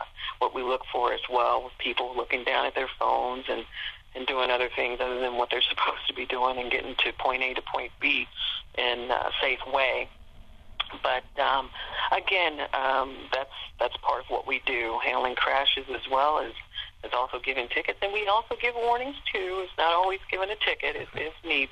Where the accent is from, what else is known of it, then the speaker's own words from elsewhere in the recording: Cincinnati, Ohio, United States; also born or lived in Portsmouth, Ohio; I'm from Cincinnati, and so I was able to transfer back within a year to my, close to my home area.